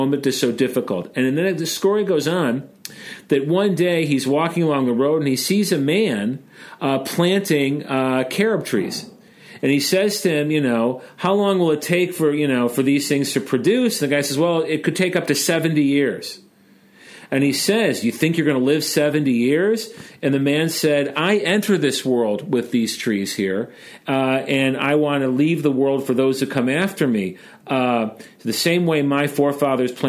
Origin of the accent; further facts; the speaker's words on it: Chicago, Illinois, United States; As a Chicagoan, I pronounce it drar